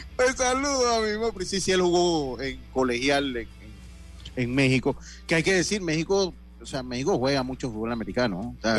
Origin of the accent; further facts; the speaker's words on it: Santo Domingo, Los Santos, Panama; yo soy de los llanos y de los campos, yo soy de Santo Domingo